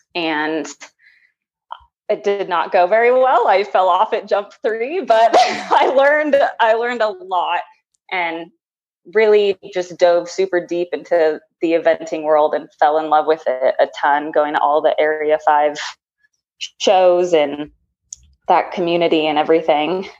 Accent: Keller, Texas, United States; also born or lived in Phoenix, Arizona; And then I moved to Keller, Texas in fourth grade

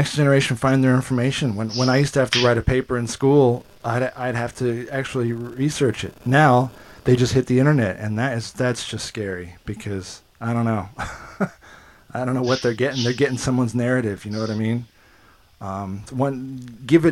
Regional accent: United States; moved away as an adult; now in Australia; I'm an American living in Australia now for 20 years

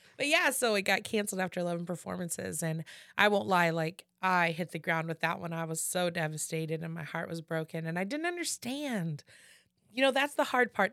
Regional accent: Houston, Texas, United States; I'm from Houston, I'm a Houstonian

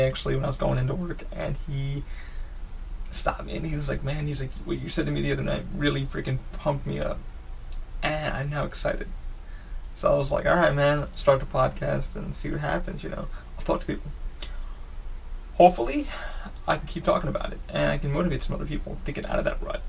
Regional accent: New York, United States; now in Orlando, United States; I grew up in New York, moved to Orlando

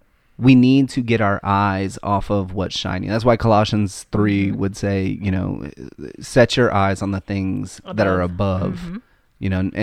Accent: Missouri, United States; We're all from Missouri, though, the show me state.

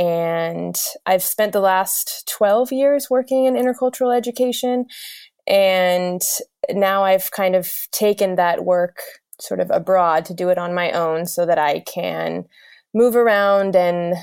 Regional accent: South Carolina, United States; also born or lived in Greece; I am from the US. I grew up in South Carolina, but my parents are both immigrants from Greece

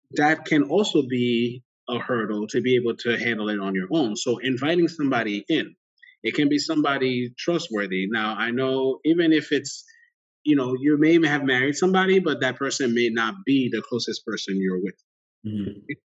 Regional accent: Port-au-Prince, Ouest, Haiti; moved away; I grew up in Port au Prince, Haiti. My family is Haitian.

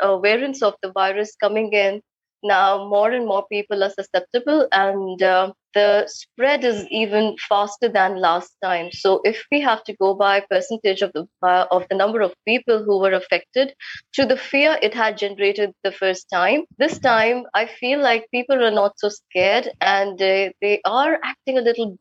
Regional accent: New Delhi, Delhi, India; moved away as an adult; now in Kolkata, India; I come from New Delhi, but because I'm married here in Calcutta

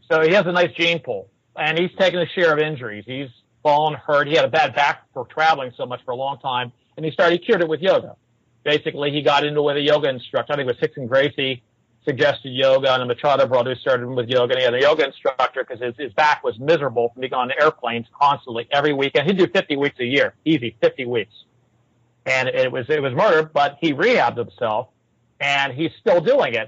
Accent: Pittsburgh, Pennsylvania, United States; When I grew up, I grew up in Pittsburgh

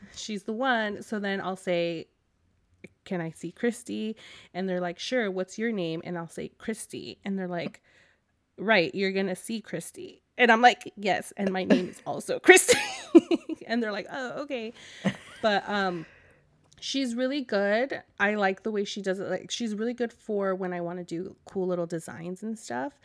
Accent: California, United States; I'm a Californian

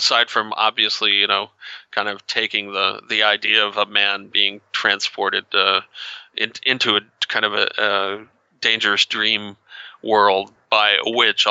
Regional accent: New England, United States; I grew up in New England

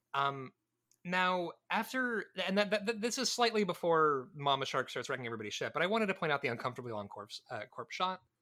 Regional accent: Midwest, United States; moved away; also born or lived in Tennessee; I grew up in the Midwest

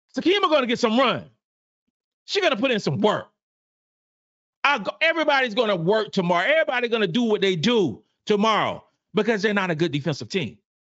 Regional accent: the South, United States; I'm from the South.

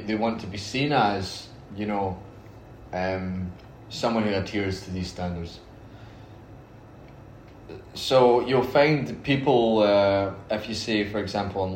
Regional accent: Scotland, United Kingdom; I'm from Scotland

